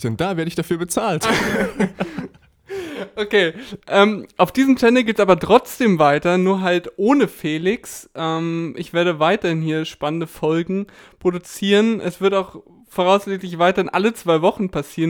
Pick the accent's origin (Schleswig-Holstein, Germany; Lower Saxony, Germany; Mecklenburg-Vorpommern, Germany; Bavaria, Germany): Bavaria, Germany; Lindau; moved away; Ich bin nämlich momentan in meiner Heimat, beziehungsweise dort, wo ich groß geworden bin, im schönen Lindau